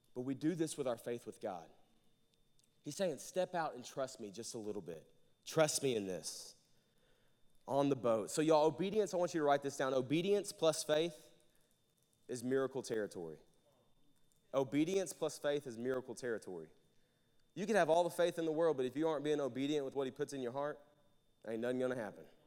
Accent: Jacksonville, Arkansas, United States; moved away as an adult; now in Conway, United States; I'm from Jacksonville, Arkansas. I moved here about four and a half, five years ago.

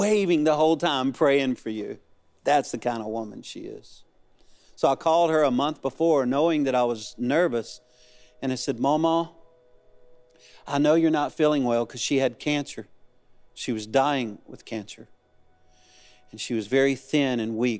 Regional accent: Cajun, Louisiana, United States; moved away as an adult; now in Arkansas, United States; I'm a Cajun man

